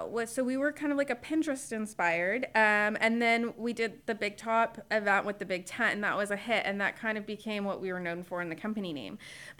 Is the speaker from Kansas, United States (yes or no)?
no; Spring, Texas, United States; now in Conroe, United States; So I grew up in Spring when it was the sticks.